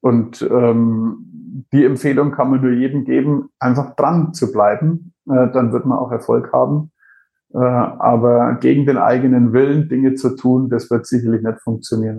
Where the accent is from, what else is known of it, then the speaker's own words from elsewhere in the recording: Franconia, Bavaria, Germany; accent: Franconian; wo ich geboren bin, weil man hörte diesen fränkischen Einschlag ganz wenig.